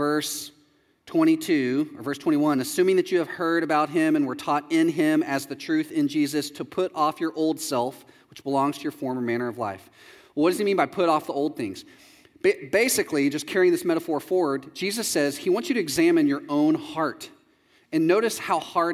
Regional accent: Texas, United States; moved away as an adult; also born or lived in Chicago; I'm from Texas

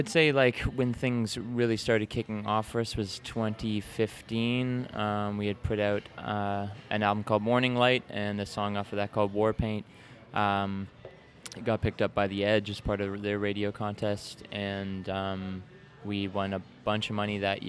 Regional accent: Mount Brydges, Ontario, Canada; also born or lived in Saskatchewan / Vancouver / London, Ontario; now in Toronto, Canada; I was born in Saskatchewan, grew up like just outside of London in a small town called Mount Bridges, where my parents live.

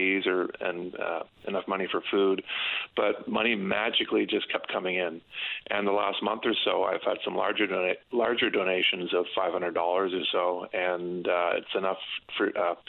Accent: St. Andrews, New Brunswick, Canada; I'm from St. Andrews, New Brunswick

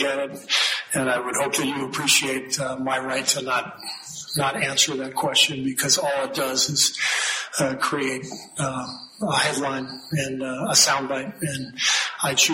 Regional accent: United States; I love being an American. That's why I love my country.

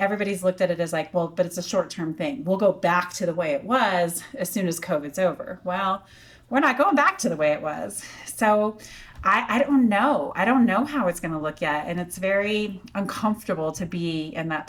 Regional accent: Durango, Colorado, United States; moved away as an adult; also born or lived in Texas; I had to go back to Durango

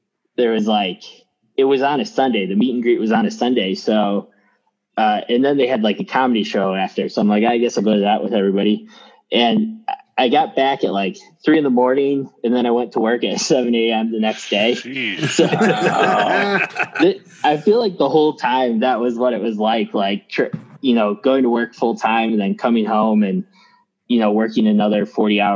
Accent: Phoenix, Arizona, United States; I'm from Phoenix

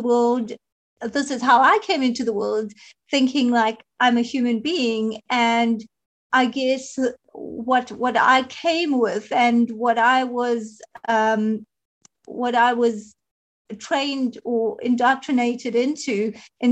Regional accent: South Africa; I am from South Africa

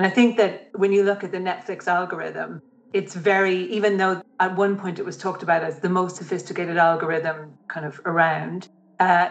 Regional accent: Ireland; as an Irish woman

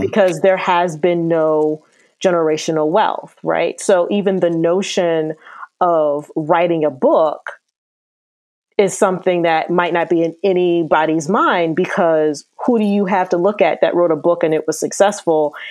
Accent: Akron, Ohio, United States; I'm from Akron, Ohio

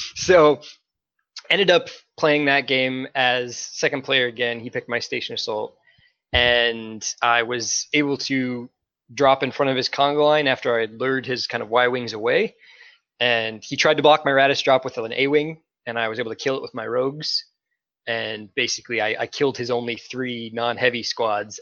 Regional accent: Minnesota, United States; I am from Minnesota

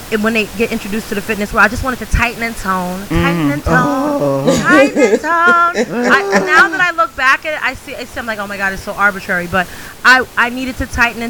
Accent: New York, United States; I'm from New York

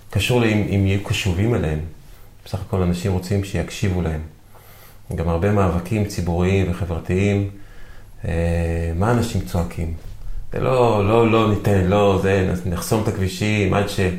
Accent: Ramat David, Northern District, Israel; נגיד אני גדלתי בבסיס צבאי, ובתור ילד אז היה מלא שלטים

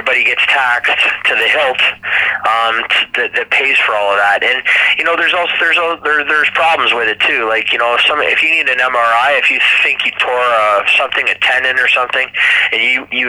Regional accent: Toronto, Ontario, Canada; also born or lived in Chicago, Illinois, United States; pretty much been raised in the Toronto area for my whole life

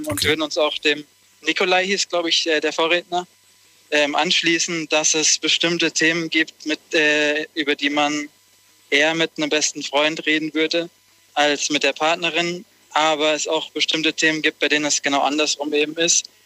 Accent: Konstanz, Baden-Württemberg, Germany; Wir kommen ähm, aus Region Konstanz.

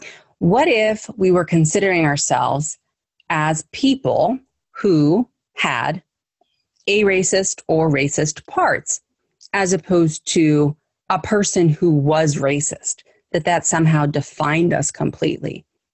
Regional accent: United States; I'm Italian, I'm German, I'm Scottish, my background is this or that, but I'm American in this case.

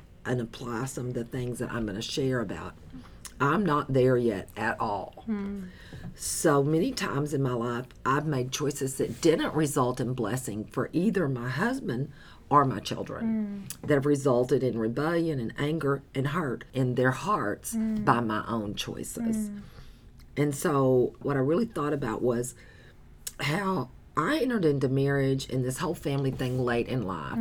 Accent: the South, United States; I'm from the South

